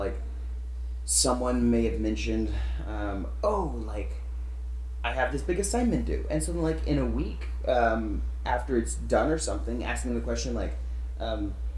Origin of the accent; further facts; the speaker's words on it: Arkansas, United States; moved away as an adult; also born or lived in Tennessee; now in California, United States; Originally from Arkansas, grew up there